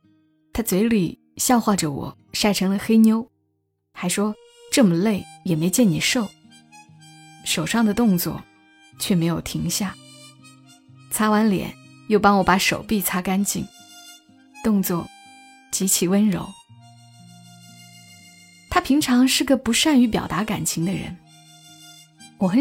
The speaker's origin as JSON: {"language": "Chinese", "town": "Changsha", "region": "Hunan", "country": "China", "moved": "as an adult", "lives_now": "Shenzhen, China", "said": "我是长沙人。虽然今年来了深圳"}